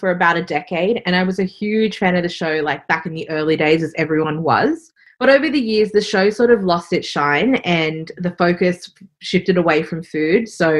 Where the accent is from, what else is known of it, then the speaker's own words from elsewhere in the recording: Australia; So being Singaporean Australian and also being a woman is, you know, two really hard things to do in a country like Australia